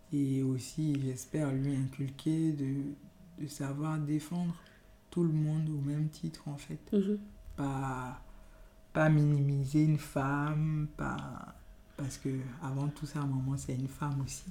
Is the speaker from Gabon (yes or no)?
yes; Gabon; first language Yoruba; French is a second language; moved away as an adult; also born or lived in Benin; now in France; Je suis d'origine béninoise et j'ai passé toute mon enfance et adolescence au Gabon. Et je suis en France depuis, on va dire, une quinzaine d'années.